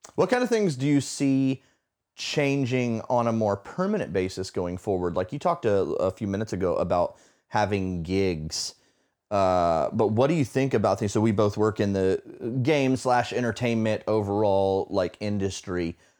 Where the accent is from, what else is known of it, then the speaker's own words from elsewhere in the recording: Florida, United States; moved away; I grew up in Florida, which is true, 'cause we don't have seasons